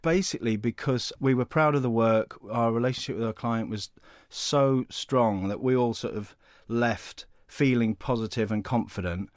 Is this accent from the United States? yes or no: no; United Kingdom; Being British